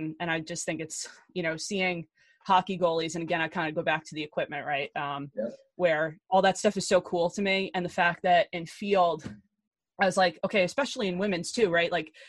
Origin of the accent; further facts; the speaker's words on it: Hartsdale, New York, United States; I'm from Hartsdale.